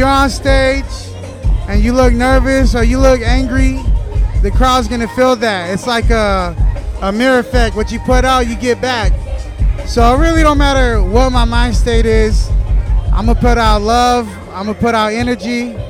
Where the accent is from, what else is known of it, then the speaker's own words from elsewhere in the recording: Fresno, California, United States; moved away as an adult; now in Southern California, United States; born and raised my whole life in the east side of Fresno.